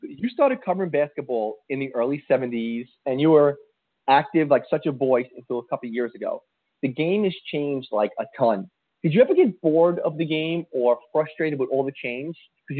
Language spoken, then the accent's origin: English; New York City, New York, United States; I grew up in New York City.